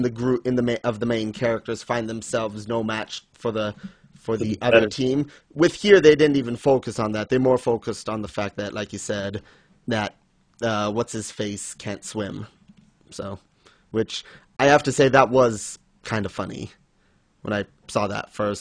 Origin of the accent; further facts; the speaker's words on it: Switzerland; moved away; I grew up in Switzerland